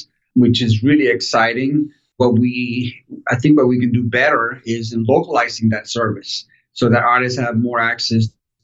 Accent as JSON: {"language": "English", "town": "Miami", "region": "Florida", "country": "United States", "tie": "born or raised there", "also_born_or_lived": "Caracas, Venezuela / Portland", "said": "I left when I was a kid, and my family moved to Miami, Florida"}